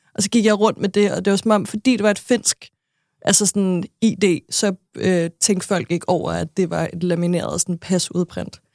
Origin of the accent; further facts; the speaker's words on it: Næstved, Zealand, Denmark; jeg er født og vokset i Næstved